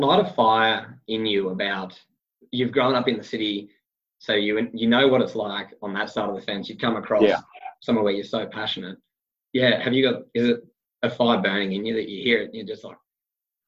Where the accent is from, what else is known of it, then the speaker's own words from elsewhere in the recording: Sydney, New South Wales, Australia; growing up in Sydney